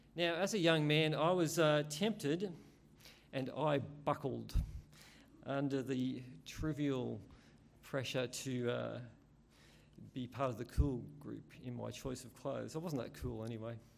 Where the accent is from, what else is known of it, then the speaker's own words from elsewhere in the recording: Australia; I'm an Aussie.